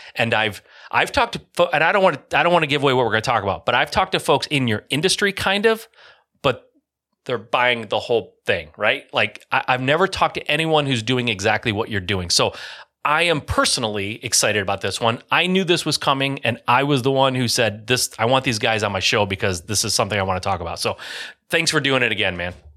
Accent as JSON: {"language": "English", "region": "Michigan", "country": "United States", "tie": "born or raised there", "said": "I grew up in Michigan in an area where, yeah, there was a negative connotation"}